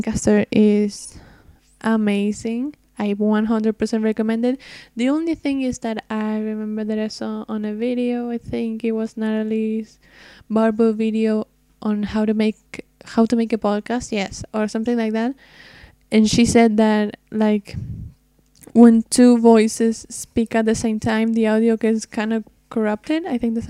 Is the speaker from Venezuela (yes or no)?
no; Argentina; I'm from Argentina, which is very, very far away from the States